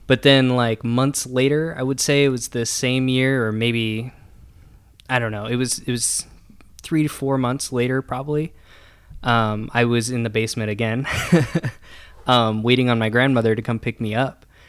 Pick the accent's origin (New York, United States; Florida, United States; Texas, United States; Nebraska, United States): Nebraska, United States; Columbus; now in Omaha, United States; I grew up in Columbus, Nebraska